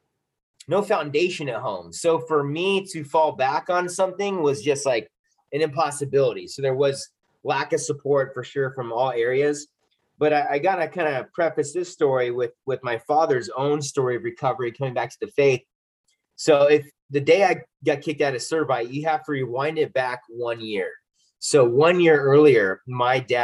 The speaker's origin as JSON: {"language": "English", "region": "Southern California", "country": "United States", "tie": "born or raised there", "said": "I grew up in Southern California"}